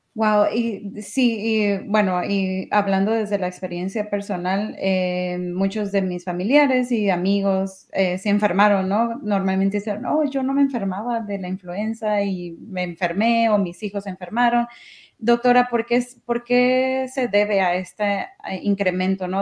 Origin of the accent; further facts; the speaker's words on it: Mexico; yo soy mexicana